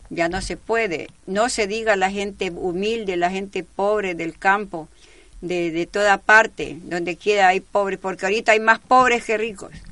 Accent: Ecuador; ha sabido defender los derechos de nosotros los ecuatorianos, como gran ecuatoriano que es él.

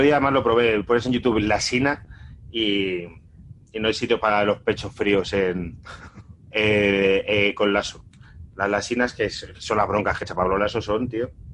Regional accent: Castile and León, Spain; soy castellano leonés

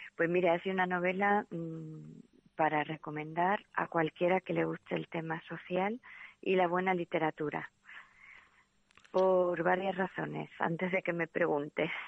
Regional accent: Andalusia, Spain; yo soy andaluza

